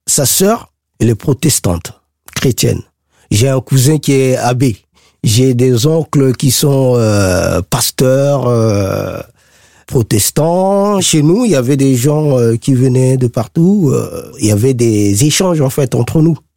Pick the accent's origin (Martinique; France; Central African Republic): Central African Republic; Bangui; PK5, c'est mon quartier, c'est, on va dire, c'est, mon fief, c'est là où j'ai grandi, euh, c'est là où j'ai euh, toute mon histoire.